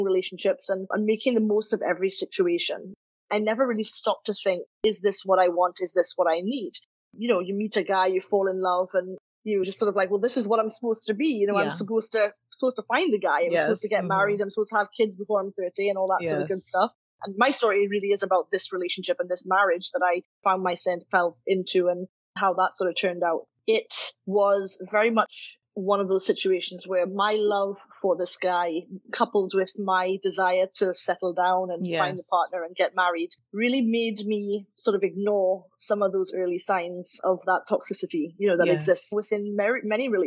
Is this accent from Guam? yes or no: no; Trinidad & Tobago; moved away; also born or lived in United Kingdom; I grew up and born and raised in Trinidad, then educated in the UK